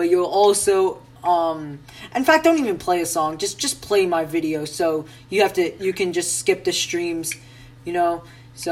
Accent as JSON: {"language": "English", "region": "North Carolina", "country": "United States", "said": "we are from North Carolina."}